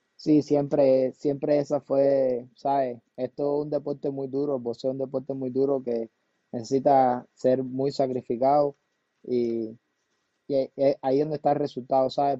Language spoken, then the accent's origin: Spanish; Camagüey, Cuba; born or raised there; moved away